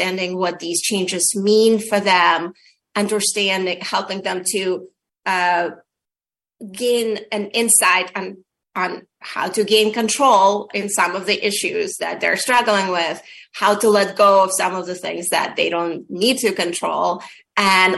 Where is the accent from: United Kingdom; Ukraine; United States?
Ukraine; moved away; if you asked me a couple of years ago, I would say that I come from the Soviet Union, but today I say that I'm from Ukraine